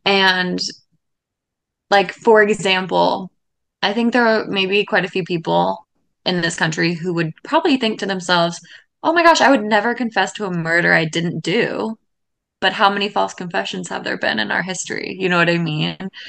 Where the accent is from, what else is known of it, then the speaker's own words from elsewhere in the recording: Seattle, Washington, United States; moved away; I grew up in Seattle